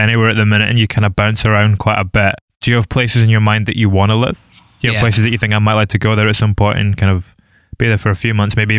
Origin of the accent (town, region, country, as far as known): Scotland, United Kingdom